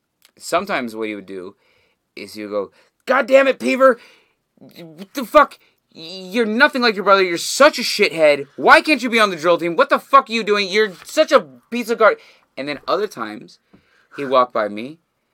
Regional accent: Canada; I am just as Canadian as any other motherfucker out there

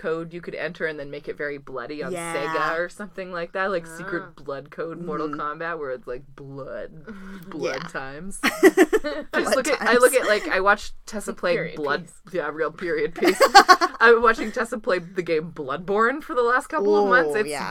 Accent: Pacific Northwest, United States; I always sound like I'm from the Midwest, but I've lived on the Pacific Northwest the whole time.

